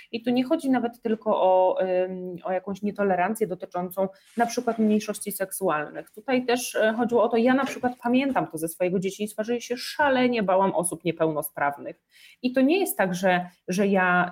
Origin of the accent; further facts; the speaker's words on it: Podlaskie Voivodeship, Poland; ja jestem z małej miejscowości, ja pochodzę z Podlasia